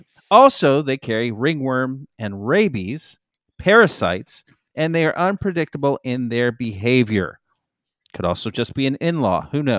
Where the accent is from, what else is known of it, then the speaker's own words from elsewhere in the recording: Miami, Florida, United States; Listen, I'm from Miami, Florida